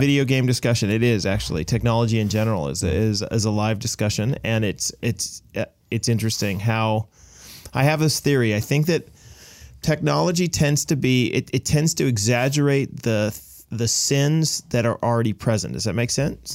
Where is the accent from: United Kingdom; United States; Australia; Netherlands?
United States; now in Canada; I'm an American